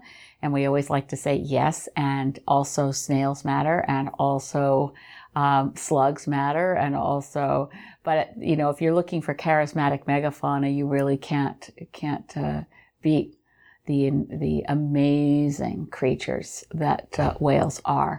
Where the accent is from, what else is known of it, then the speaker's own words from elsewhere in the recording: Connecticut, United States; moved away; also born or lived in Cape Breton Island, Canada; I grew up in Connecticut.